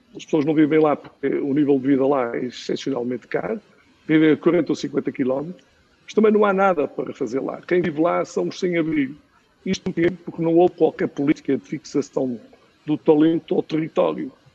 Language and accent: Portuguese; Aguiar da Beira, Centro, Portugal; eu sou do Chico da Guarda, sou da Guiar da Beira e tenho muito orgulho de ser do Conselho da Guiar da Beira